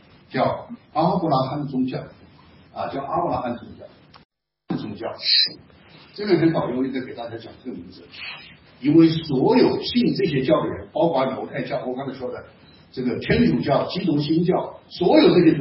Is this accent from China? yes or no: yes; China; 我们中国人当中也有这种情况。